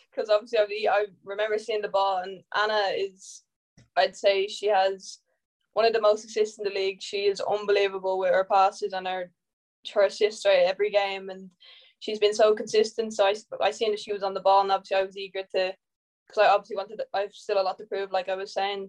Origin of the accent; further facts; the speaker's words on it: Ireland; I'm Irish